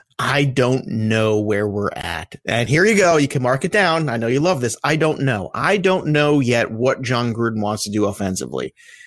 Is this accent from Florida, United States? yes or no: no; New York, United States; also born or lived in Philadelphia; as a New Yorker, to get out of New York a little bit